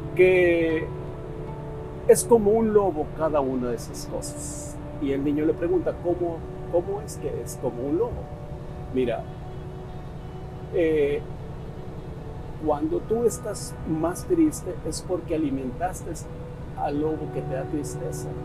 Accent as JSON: {"language": "Spanish", "country": "Mexico", "said": "soy mexicano, hay un dicho muy mexicano"}